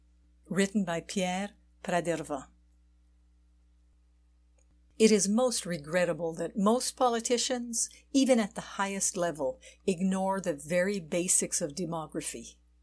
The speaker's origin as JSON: {"language": "English", "country": "Switzerland", "said": "And in my home country, Switzerland, it is a very modest 1.5."}